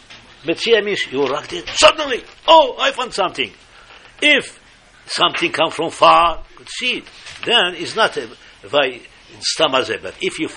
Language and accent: English; Morocco; moved away as an adult; I came from Morocco in 1960. But my parents and my other brothers were in Morocco